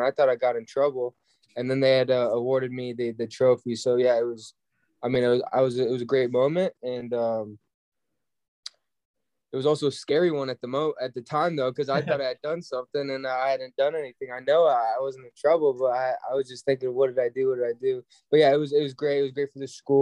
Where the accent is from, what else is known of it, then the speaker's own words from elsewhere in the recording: Germany; now in United States; I was born in Germany